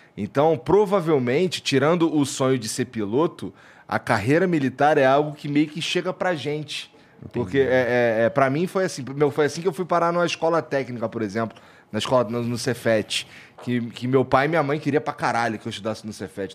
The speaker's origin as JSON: {"language": "Portuguese", "region": "Rio de Janeiro", "country": "Brazil", "tie": "born or raised there", "also_born_or_lived": "Curitiba", "moved": "yes", "lives_now": "São Paulo, Brazil", "said": "eu fui criado lá no, no Rocha e no Jacaré ali, morei no Jacaré"}